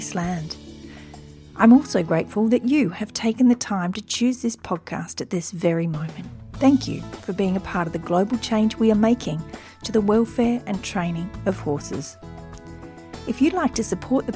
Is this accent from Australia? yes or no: yes; Australia; accent: Australian; my Australian accent